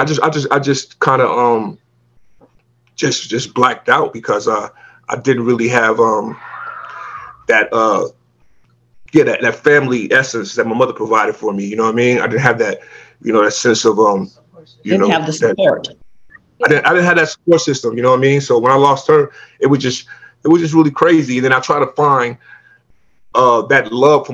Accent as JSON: {"language": "English", "town": "Long Beach", "region": "California", "country": "United States", "tie": "born or raised there", "said": "I come from Long Beach, you know, in the hood, and it's really a gang affiliated hood"}